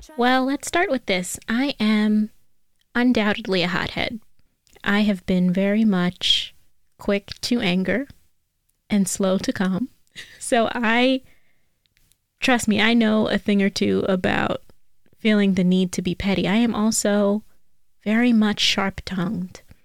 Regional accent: New York City, New York, United States; I am from New York. I'm a native New Yorker, and I learned how to drive in the Bronx

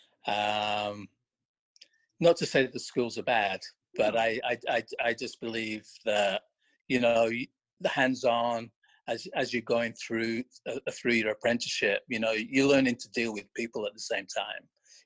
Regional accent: a town just outside Blackpool, North West England, United Kingdom; moved away as an adult; now in United States; originally I'm from Northwest England. I grew up in a town just outside Blackpool

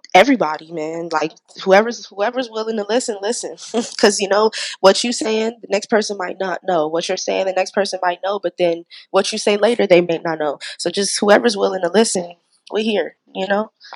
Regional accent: San Diego, California, United States; I was born and raised right here in Diego

